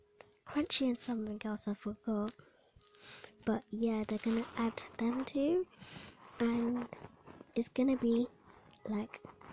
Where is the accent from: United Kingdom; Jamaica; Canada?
Jamaica; Not even I'm eating the Bounty, and I think I'm from Jamaica.